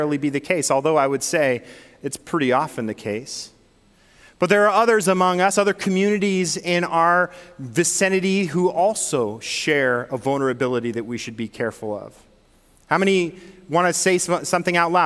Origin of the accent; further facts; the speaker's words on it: Northern California, United States; now in Michigan, United States; I'm from Northern California